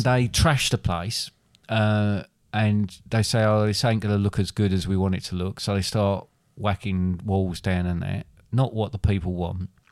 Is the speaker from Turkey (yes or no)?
no; England, United Kingdom; I'm English